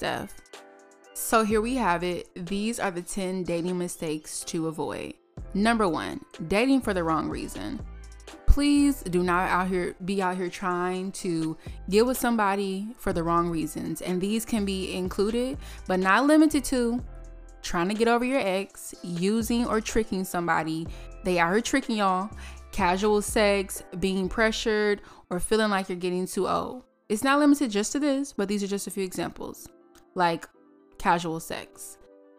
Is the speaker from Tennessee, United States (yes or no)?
no; New York City, New York, United States; moved away as an adult; also born or lived in Atlanta / Miami; where it all started in New York, mother loving city. We are live from Brooklyn, New York